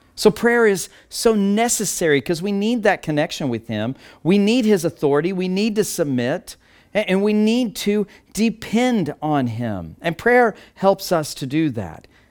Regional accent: Texas Panhandle, United States; I grew up in the Texas Panhandle in the middle of cattle country and wheat

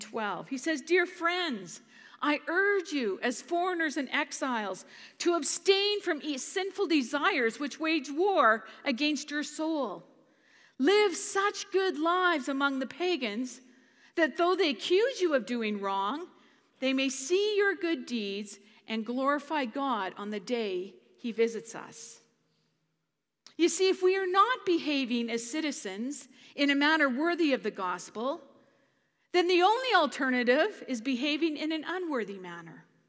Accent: Canada; as a Canadian

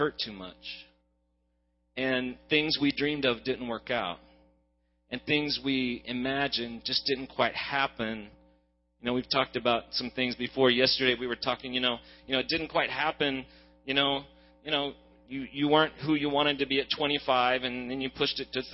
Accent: Oklahoma, United States; also born or lived in Hawaii; now in Dallas, United States; I'm an Okie originally, now I'm a Texan

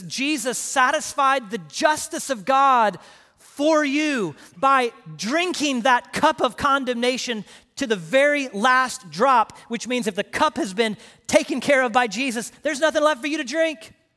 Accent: Houston, Texas, United States; also born or lived in Paris, Texas / Direct, Texas; I grew up in Houston

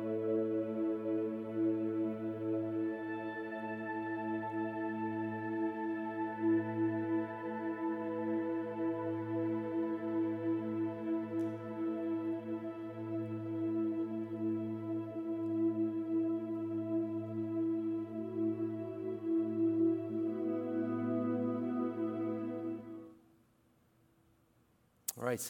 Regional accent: St. Louis, Missouri, United States

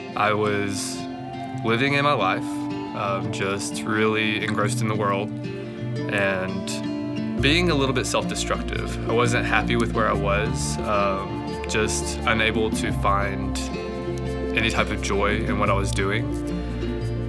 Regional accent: Alabama, United States; moved away; I grew up alone in Alabama

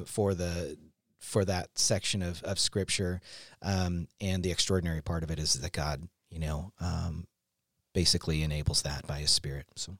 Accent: Seattle, Washington, United States; we were in Seattle

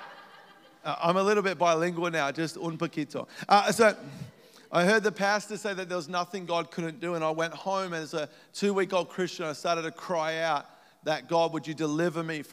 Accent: Melbourne, Victoria, Australia; moved away as an adult; now in United States; I grew up in Melbourne, Australia

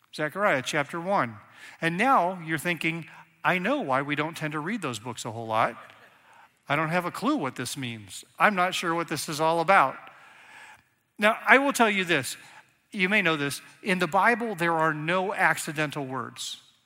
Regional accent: Northeast Ohio, United States; also born or lived in Reading, Pennsylvania; I grew up in Northeast Ohio, but actually started right there about kindergarten.

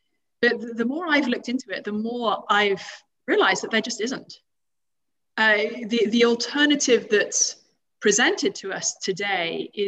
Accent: United Kingdom; moved away as an adult; now in United States; Bible believing serious Christianity is probably more widespread here than it is in my hometown.

